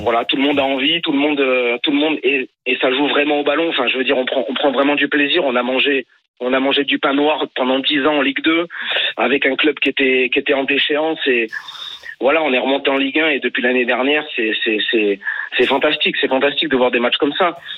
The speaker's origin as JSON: {"language": "French", "town": "Cannes", "region": "Provence-Alpes-Côte d'Azur", "country": "France", "tie": "born or raised there", "said": "je suis né à Cannes. Voilà, je suis du Sud"}